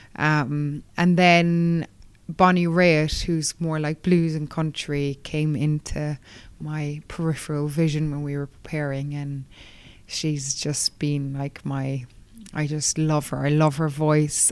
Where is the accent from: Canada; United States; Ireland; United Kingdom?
Ireland; Kerry, Munster; my hometown in Kerry